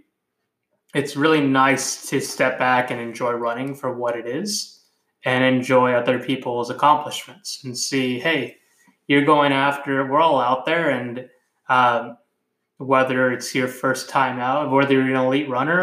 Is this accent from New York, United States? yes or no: no; California, United States; moved away; I'm Hispanic, and I'm originally from California